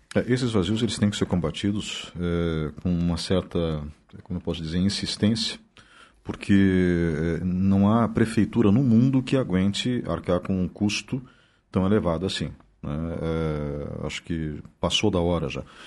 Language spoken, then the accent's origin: Portuguese; Blumenau, Santa Catarina, Brazil; now in Ponta Grossa, Brazil; Eu, quando era adolescente em Blumenau